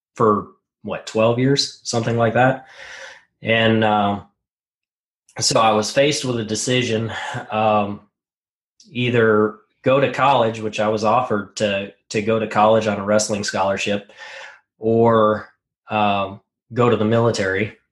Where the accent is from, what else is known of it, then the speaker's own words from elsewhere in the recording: Montana, United States; I grew up in Montana, uh, really rural area